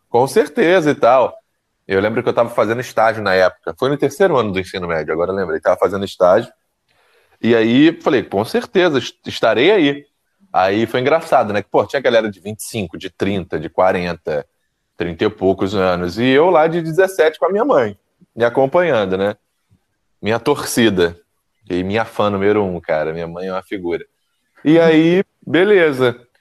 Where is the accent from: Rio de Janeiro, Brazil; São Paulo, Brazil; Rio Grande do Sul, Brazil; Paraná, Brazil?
Rio de Janeiro, Brazil; aqui no Rio, lá no Gogó da M, Belfort onde eu nasci, sou nascido e criado